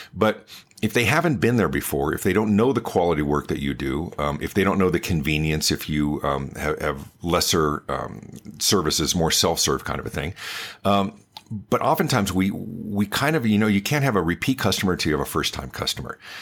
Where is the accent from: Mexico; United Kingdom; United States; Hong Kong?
United States; Denver, Colorado; also born or lived in Los Angeles, California; I was born in Los Angeles, but grew up in the Denver area